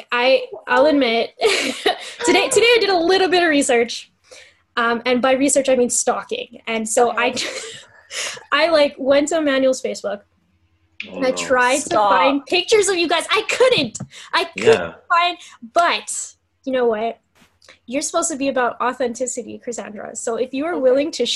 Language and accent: English; Calgary, Alberta, Canada; born or raised there